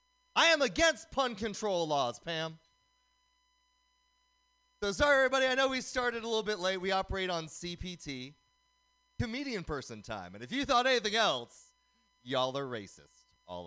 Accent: Oakland, California, United States; Growing up in Oakland, the brothers used to call me ….

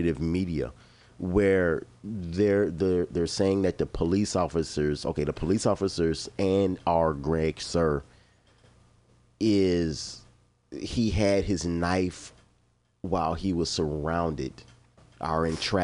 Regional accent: Chicago, Illinois, United States; moved away; I'm from Chicago

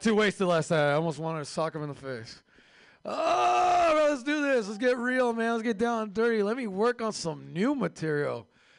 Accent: Turkey; I am from Turkey.

